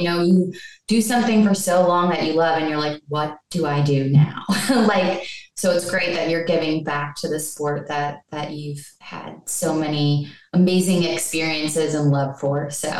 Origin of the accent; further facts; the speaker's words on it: Buffalo, New York, United States; moved away; also born or lived in Cincinnati; I'm not from Cincinnati either. I'm actually from Buffalo, New York.